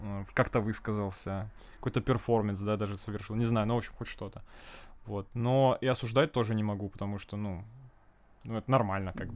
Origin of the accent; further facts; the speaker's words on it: Ukraine; now in Murmansk, Russia; я украинец, да, и я хочу спеть на украинском